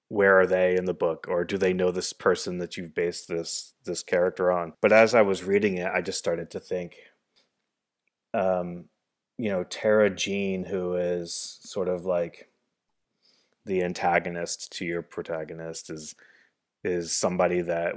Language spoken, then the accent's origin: English; New Hampshire, United States; also born or lived in Los Angeles; now in Chicago, United States; I am from New Hampshire